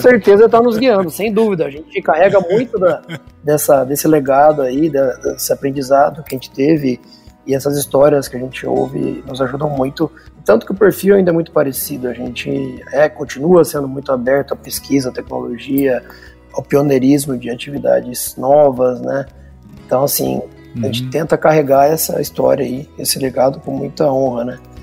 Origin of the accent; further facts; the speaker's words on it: Rio Verde, Goiás, Brazil; also born or lived in Piracicaba; estou aqui em Rio Verde trabalhando no negócio da família desde 2008, janeiro de 2008. Estou fazendo aí mais de 12 anos já que voltei para casa.